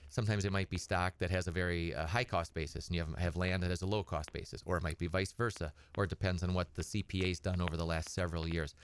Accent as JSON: {"language": "English", "town": "Edgar", "region": "Wisconsin", "country": "United States", "tie": "born or raised there", "said": "I grew up on a little hobby farm over by, uh, Edgar. And, uh, I'm from Edgar originally"}